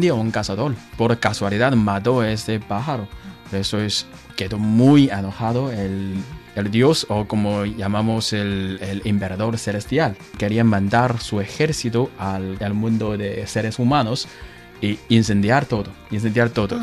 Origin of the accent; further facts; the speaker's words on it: northern China, China; Spanish is a second language; Soy de norte